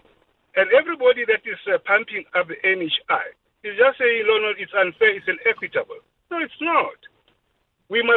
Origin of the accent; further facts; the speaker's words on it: Soweto, Gauteng, South Africa; when I was growing up in Soweto, I went to a clinic